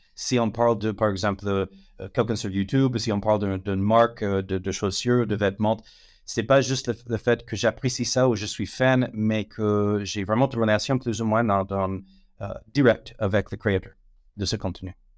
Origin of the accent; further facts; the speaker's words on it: United States; French is a second language; moved away as an adult; now in France; ça fait 18 ans que je suis en France. L'accent, ça ne va pas partir, mais euh, donc je suis américaine d'origine, mais long moment que, je réside en France